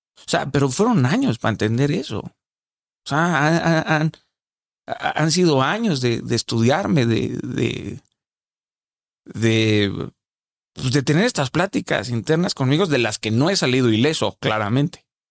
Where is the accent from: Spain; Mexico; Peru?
Mexico; Sinaloa; Yo hablo así, soy sinaloense